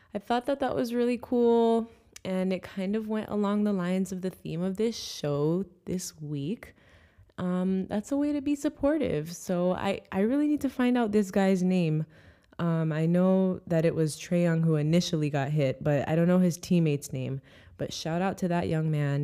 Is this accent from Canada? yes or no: no; Jamaica; now in United States; I wanna see my country do well